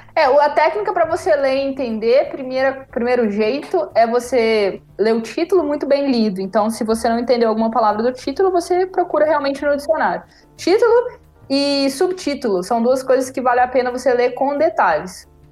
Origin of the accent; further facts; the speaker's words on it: Brazil; now in Germany; eu sou brasileira, não sou alemã, não tipo sou italiana, eu sou brasileira